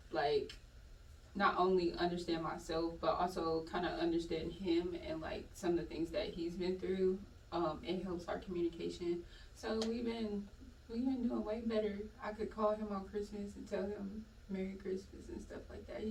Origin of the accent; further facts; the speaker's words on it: Michigan, United States; moved away as an adult; also born or lived in Indiana; now in Atlanta, United States; I'm originally from Michigan, but I lived in Indiana for, like, at least a good 10 years